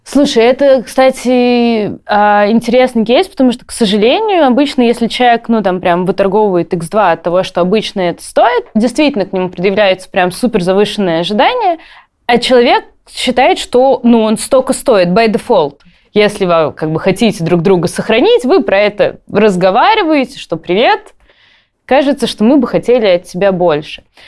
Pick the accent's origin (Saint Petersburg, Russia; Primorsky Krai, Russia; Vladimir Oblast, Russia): Saint Petersburg, Russia; я из Петербурга, у нас там колец нету